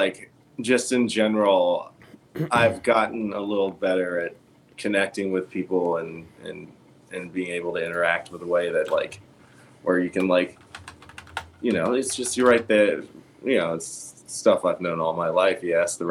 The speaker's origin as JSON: {"language": "English", "region": "Virginia", "country": "United States", "said": "I am from Virginia."}